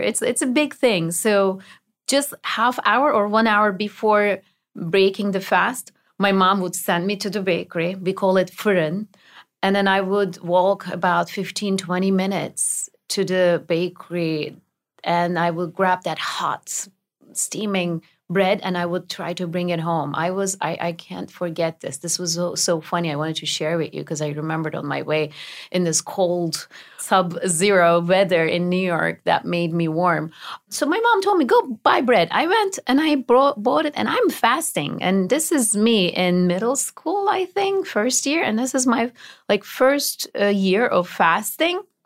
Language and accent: English; Turkey; moved away as an adult; now in United States; my childhood in Turkey was a little different than other Turkish children